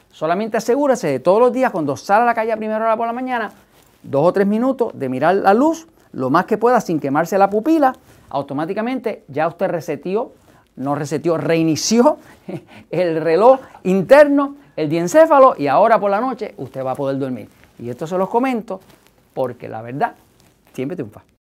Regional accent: Puerto Rico; nosotros no hablamos en Puerto Rico, no hablamos español

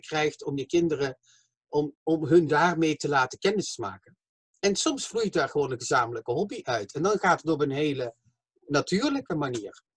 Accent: Limburg, Flanders, Belgium; accent: southern, soft G; now in The Hague, Netherlands; ik kom van België, Slimburg, maar ik eh, eh, woon in Den Haag.

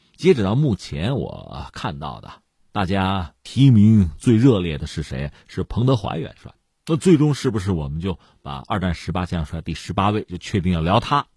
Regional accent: China; 我们中国人

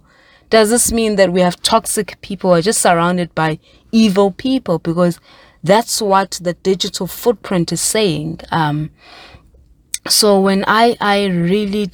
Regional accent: South Africa; myself as a South African woman

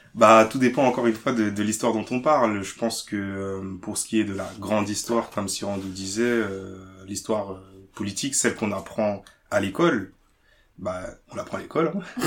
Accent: France; je suis français d'origine congolaise

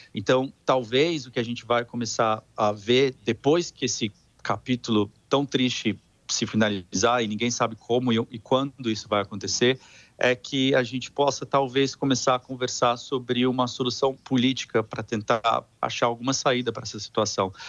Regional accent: São Paulo, Brazil; moved away; Eu sou de, eu, sou de São, eu sou de São Paulo

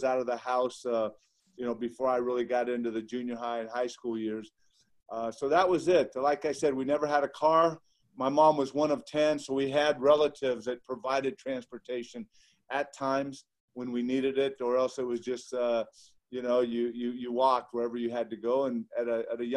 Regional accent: Ontario, California, United States; I grew up in Ontario, California, which is about 40 miles due east of Los Angeles.

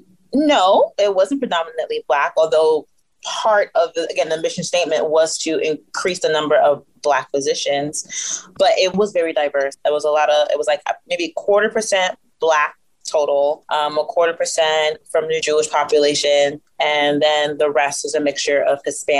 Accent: Nigeria; because I'm Nigerian and because people identify me as Black, and again, because of my Nigerian upbringing

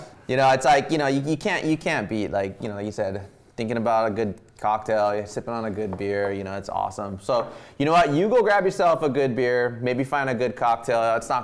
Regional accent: Wailua, Hawaii, United States; I grew up in Wailua

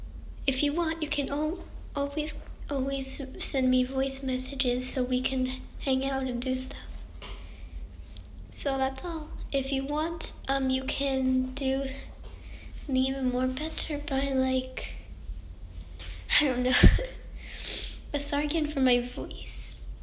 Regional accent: Sweden; I'm from Sweden. I'm 12 years old

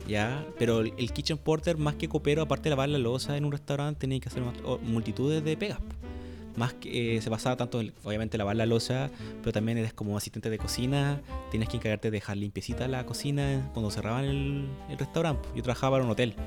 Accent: Chile; los que somos chilenos

